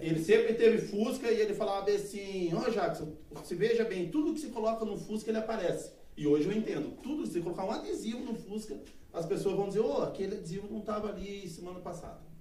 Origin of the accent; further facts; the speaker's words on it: Fazenda Rio Grande, Paraná, Brazil; also born or lived in Mafra, Santa Catarina; Eu não nasci aqui, eu nasci em Santa Catarina, é, em Mafra, mas só que eu só nasci pra lá e já vim pra cá já. Meu pai comprou um terreno muito tempo atrás aqui, então eu sou da fazenda